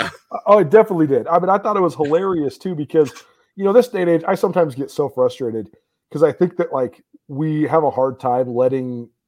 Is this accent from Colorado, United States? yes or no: no; Missoula, Montana, United States; I'm from Missoula, Montana.